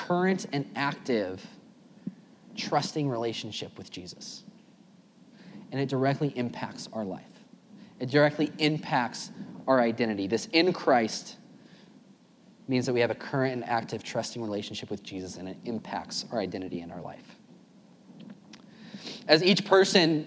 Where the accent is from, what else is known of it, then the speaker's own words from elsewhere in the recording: Tracy, California, United States; I taught fifth grade at a private school in Tracy, California, my hometown